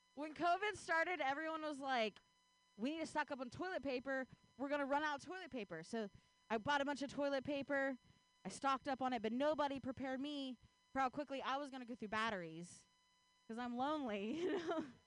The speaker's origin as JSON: {"language": "English", "region": "Ohio", "country": "United States", "tie": "born or raised there", "moved": "yes", "lives_now": "Bay Area, United States", "said": "I grew up in Ohio"}